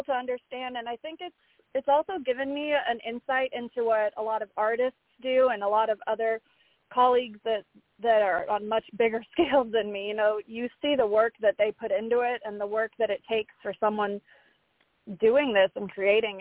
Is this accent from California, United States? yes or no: no; Florida, United States; moved away as an adult; now in Nashville, United States; I'm originally from Florida. I've lived here since 2017 now